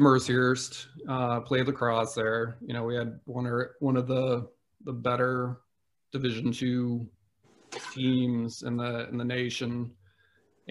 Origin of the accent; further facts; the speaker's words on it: upstate New York, United States; moved away as an adult; also born or lived in Massachusetts / Erie, Pennsylvania; now in Pennsylvania, United States; I spent much of my childhood growing up in the middle of nowhere in upstate New York near the Adirondack Mountains.